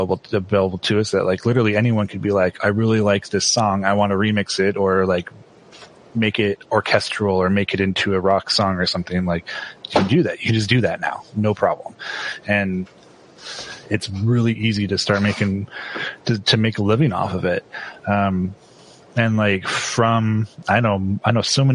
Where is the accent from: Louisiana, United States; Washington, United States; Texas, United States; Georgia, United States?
Washington, United States; moved away as an adult; also born or lived in Idaho / Utah; I grew up in Washington State